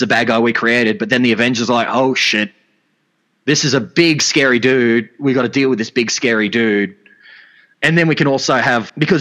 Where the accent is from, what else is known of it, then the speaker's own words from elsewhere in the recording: Australia; I'm an Australian